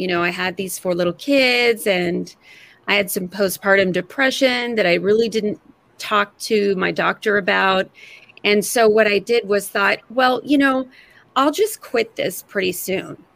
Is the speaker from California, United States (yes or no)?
yes; California, United States; moved away as an adult; now in Seattle area, United States; I'm from California, moved to the Seattle area in 2001 when I had my first child